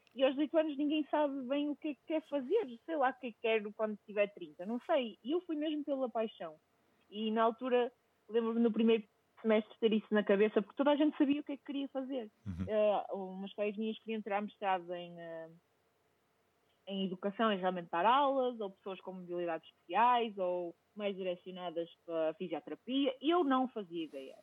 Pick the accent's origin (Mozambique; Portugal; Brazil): Portugal; Vila Nova de Gaia, Norte; moved away; sou natural de Gaia